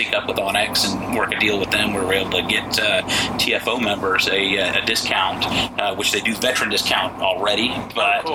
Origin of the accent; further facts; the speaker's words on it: Portland, Oregon, United States; moved away as an adult; now in Texas, United States; I'm originally from Portland, Oregon.